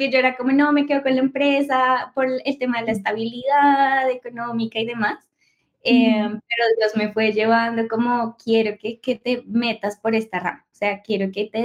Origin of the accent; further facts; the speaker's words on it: Colombia; Bueno, eh, para empezar, soy colombiana, soy psicóloga